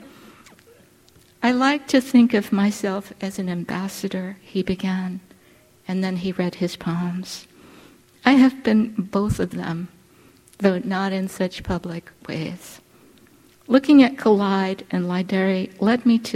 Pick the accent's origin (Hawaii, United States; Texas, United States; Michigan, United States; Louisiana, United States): Hawaii, United States; Honolulu; moved away as an adult; I grew up on the slopes of Punchbowl, the National Memorial Cemetery of the Pacific